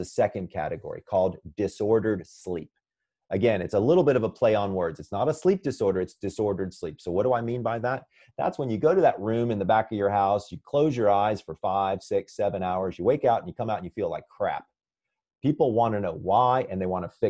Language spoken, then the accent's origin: English; Sandy Springs, Georgia, United States; moved away; I'm originally from Sandy Springs, Georgia